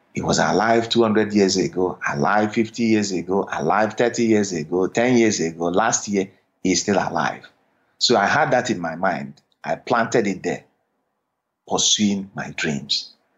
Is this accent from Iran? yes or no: no; Nigeria; moved away as an adult; now in United States; growing up in Nigeria, I had always had the dream of coming to America